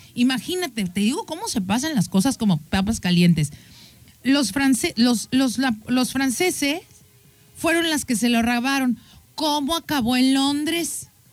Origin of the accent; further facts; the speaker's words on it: Mexico; tú y yo como mexicanos